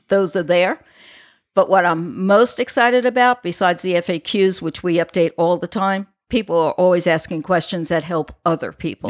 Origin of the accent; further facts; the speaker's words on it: New York, United States; now in Florida, United States; I'm originally from New York. My father traveled, we lived on the island